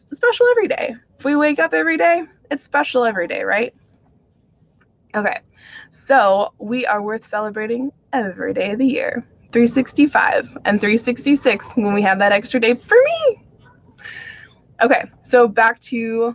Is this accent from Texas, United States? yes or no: no; Phoenix, Arizona, United States; I grew up in the Irish community in Phoenix, Arizona